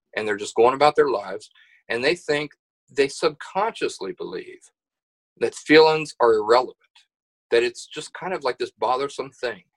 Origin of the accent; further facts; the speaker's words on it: Appalachia, United States; also born or lived in West Virginia / Kentucky; I'm from the I'm from Appalachia